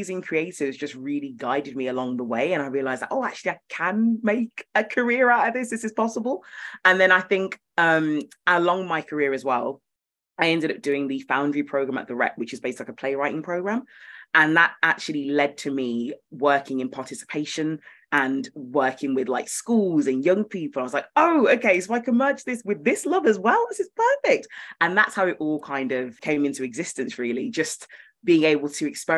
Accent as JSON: {"language": "English", "town": "Birmingham", "region": "West Midlands", "country": "United Kingdom", "said": "I'm from Birmingham."}